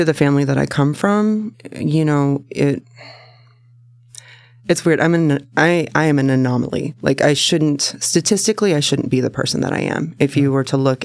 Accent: Salem, Oregon, United States; also born or lived in Tacoma, Washington; I was born in Tacoma, but I was raised in Salem.

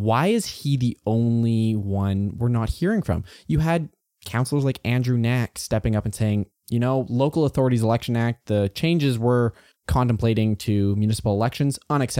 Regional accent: Alberta, Canada; I grew up in the Klein years, so there was a lot of cuts to education.

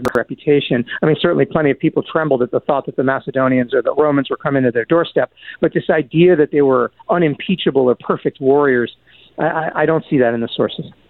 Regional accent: United States; I'm an American

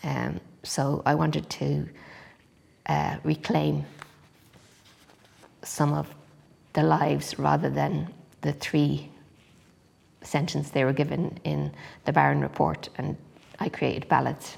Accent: Dublin, Leinster, Ireland; I grew up in Finglas beside the River Talca

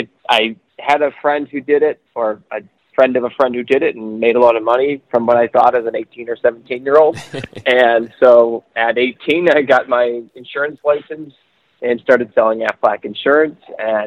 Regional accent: Michigan, United States; I'm from Michigan.

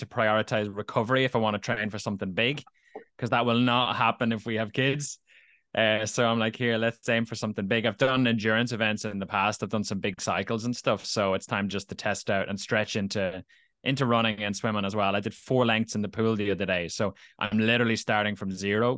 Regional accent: Dublin, Leinster, Ireland; also born or lived in Navan, County Meath; A year later at 13, so I moved from Dublin to Navan, County Meath, with my family

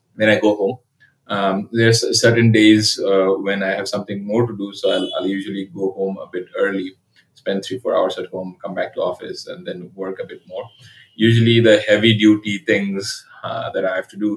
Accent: Dhaka, Dhaka Division, Bangladesh; also born or lived in Calcutta, India / Sylhet, Bangladesh; my childhood was spent in three places. One is Dhaka, another is Sylhet, and another is Calcutta.

